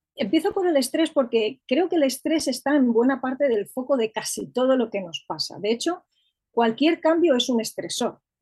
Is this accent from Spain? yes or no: yes; Madrid, Community of Madrid, Spain; Soy de Madrid, vivo en Madrid, estoy aquí afincada ya desde hace bastantes años, aunque he vivido en otras partes